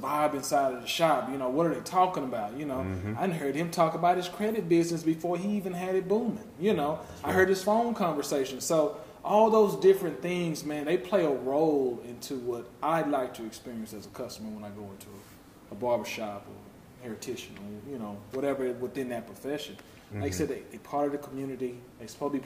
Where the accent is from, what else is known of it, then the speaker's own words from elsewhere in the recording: Texas, United States; moved away; from Texas, that's where I'm from, I didn't hear a lot of that growing up